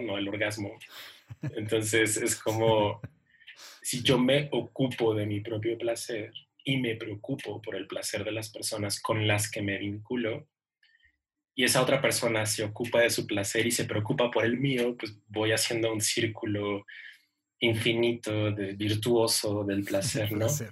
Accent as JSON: {"language": "Spanish", "town": "Ciudad Juárez", "region": "Chihuahua", "country": "Mexico", "said": "yo soy de Ciudad Juárez"}